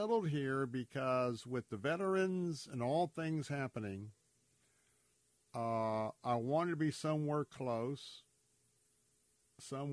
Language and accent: English; Tampa, Florida, United States; I'm a Florida cracker, I'm a native Tamponian, born and raised in Tampa